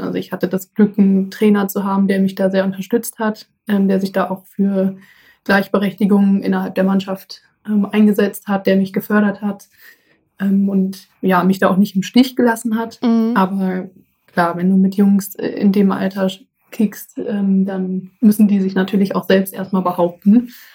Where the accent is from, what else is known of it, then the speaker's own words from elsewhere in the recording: Essen, North Rhine-Westphalia, Germany; bei äh, uns früher im Garten in Essen, wo ich herkomme